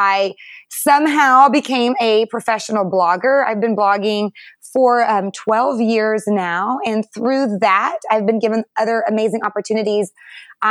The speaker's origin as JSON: {"language": "English", "region": "North Texas", "country": "United States", "tie": "born or raised there", "also_born_or_lived": "Detroit, Michigan", "lives_now": "McKinney, Texas, United States", "said": "I grew up in North Texas"}